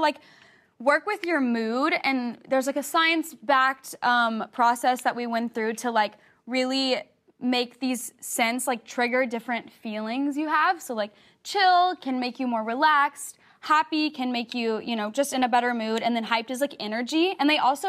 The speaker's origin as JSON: {"language": "English", "region": "the South", "country": "United States", "said": "I'm from the South"}